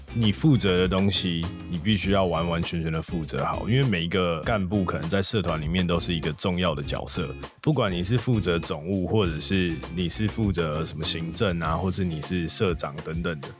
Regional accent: Taipei, Taiwan; 毕竟我是台北的小孩，很多朋友还是在台北

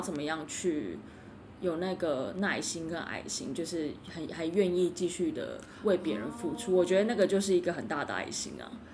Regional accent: Kaohsiung, Taiwan; moved away; 我以前住，我以前，我是，我是高雄人

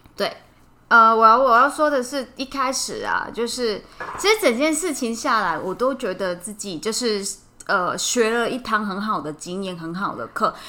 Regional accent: Hong Kong; now in Taiwan; 我是香港人

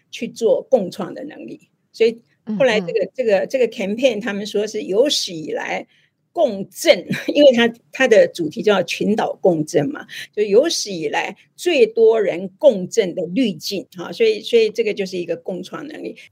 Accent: Tainan, Taiwan; 我台南人呐

